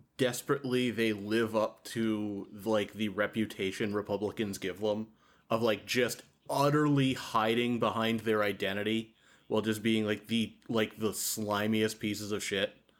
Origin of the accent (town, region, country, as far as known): Massachusetts, United States; born or raised there